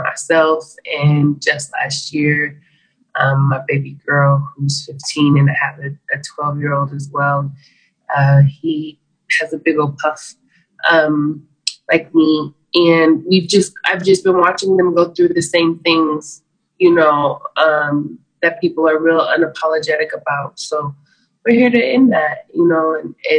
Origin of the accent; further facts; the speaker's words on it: Albuquerque, New Mexico, United States; I am from Albuquerque, New Mexico